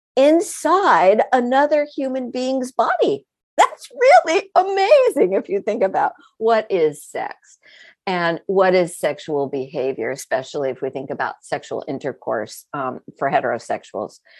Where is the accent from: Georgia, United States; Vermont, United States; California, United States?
Vermont, United States; also born or lived in New York City area; I was born outside of New York City, uh, so extremely urban origins, and then grew up in a very rural environment in the state of Vermont